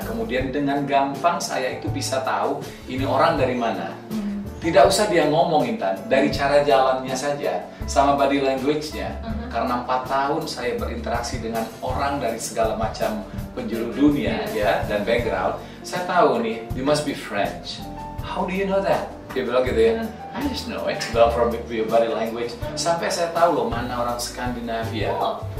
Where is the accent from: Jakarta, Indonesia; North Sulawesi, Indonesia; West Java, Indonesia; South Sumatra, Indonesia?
South Sumatra, Indonesia; Palembang; also born or lived in Indralaya; kami dari kampung Indralaya pindah ke Palembang